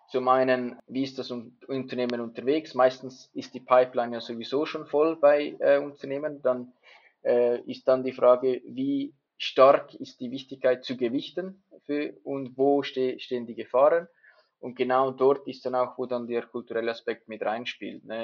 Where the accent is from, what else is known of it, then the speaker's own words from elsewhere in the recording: Switzerland; dass ich als Schweizer eher ein bisschen konservativ unterwegs bin.